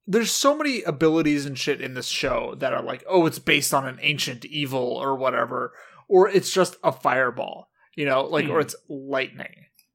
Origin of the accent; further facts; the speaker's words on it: California, United States; We are from California.